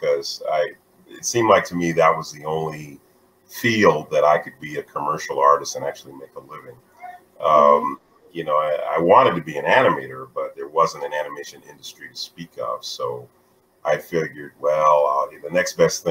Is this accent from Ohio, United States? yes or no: no; Atlanta, Georgia, United States; moved away as an adult; now in Los Angeles, United States; I'm originally from Atlanta, Georgia